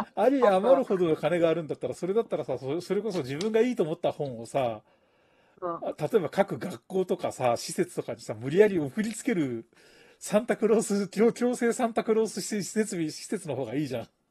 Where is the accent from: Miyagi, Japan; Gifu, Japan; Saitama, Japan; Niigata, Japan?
Niigata, Japan; Akatani Line area, Shibata; moved away; うちの田舎に赤谷線ってのがあったんだけどさ